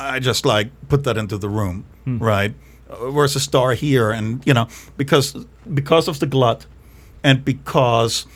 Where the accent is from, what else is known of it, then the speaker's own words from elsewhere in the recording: Germany; moved away; growing up in Germany